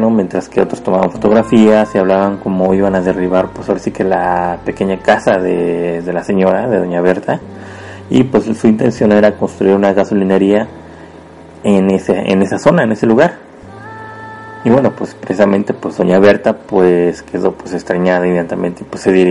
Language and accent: Spanish; Puebla, Mexico; yo soy originario de México, orgullosamente de Puebla